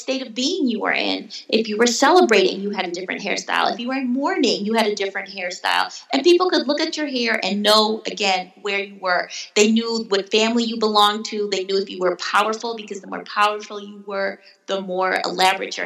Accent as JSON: {"language": "English", "region": "Wisconsin", "country": "United States", "tie": "born or raised there", "moved": "yes", "said": "I grew up in Wisconsin, surrounded by whiteness in all aspects of the word, including snow"}